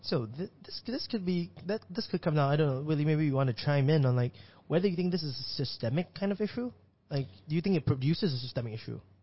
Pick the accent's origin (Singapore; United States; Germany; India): Singapore; as a Singaporean